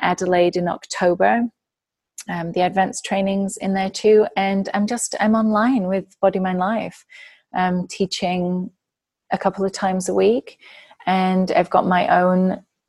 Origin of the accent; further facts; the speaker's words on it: England, United Kingdom; moved away; as an English person